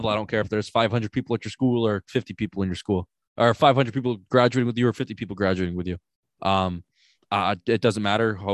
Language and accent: English; Greenwich, New York, United States; I'm from Greenwich.